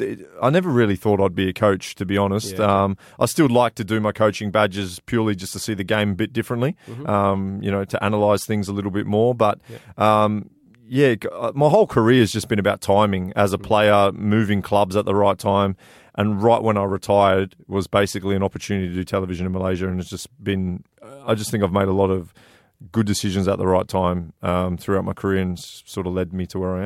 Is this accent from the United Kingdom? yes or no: yes; Blackburn, North West England, United Kingdom; born there; Yeah, I was born in England. Yeah, yeah. So I'm a big Blackburn Rovers fan.